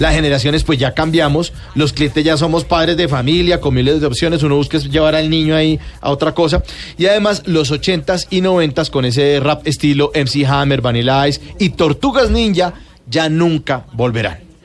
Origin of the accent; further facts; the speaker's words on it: Colombia; montó un local frente a Unicentro acá en Bogotá